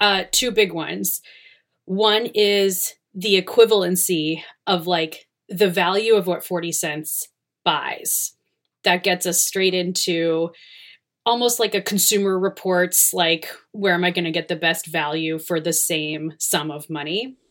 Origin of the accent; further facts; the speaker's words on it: Cleveland, Ohio, United States; moved away; also born or lived in New York; I'm from Ohio, um, so I went back to Cleveland